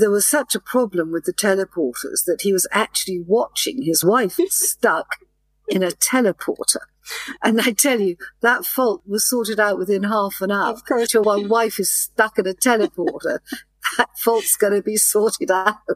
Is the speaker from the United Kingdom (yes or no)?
yes; England, United Kingdom; as you know, I'm English, but I speak very clear what they call international English.